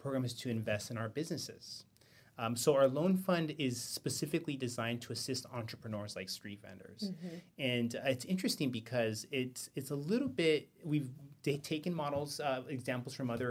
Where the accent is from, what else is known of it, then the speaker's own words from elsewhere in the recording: West Covina, California, United States; also born or lived in East Los Angeles; I was born in East L.A. and I grew up in West Covina